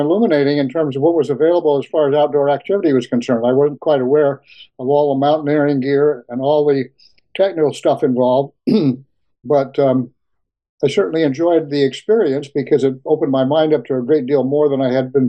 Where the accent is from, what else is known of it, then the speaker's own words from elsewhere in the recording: Berkeley, California, United States; also born or lived in Piedmont, California / Lake Tahoe; I grew up in Berkeley and Piedmont and spent every summer up until I was about 11 or 12 or 13 at Lake Tahoe.